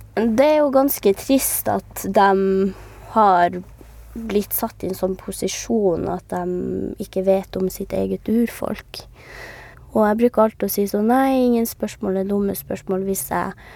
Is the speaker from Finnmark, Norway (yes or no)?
yes; Karasjok, Finnmark, Norway; moved away; jeg kom ut fra Karasjok, der hvor det er ganske godt og trygt å være samisk